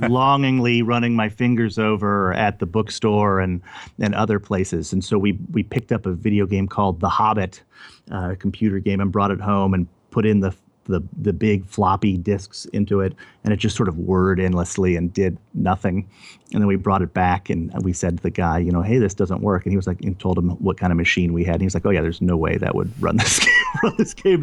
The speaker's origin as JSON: {"language": "English", "town": "Overland Park", "region": "Kansas", "country": "United States", "tie": "born or raised there", "also_born_or_lived": "Louisiana / El Paso, Texas", "said": "we moved to Kansas City, over, to Overland Park, Kansas, to the suburbs of Kansas City, which is where I grew up, in the middle of the United States"}